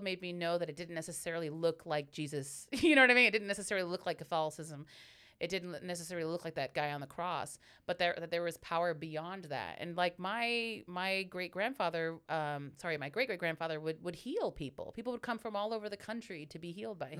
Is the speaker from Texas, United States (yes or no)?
no; Hayward, California, United States; I'm born and raised in Hayward, super Bay girl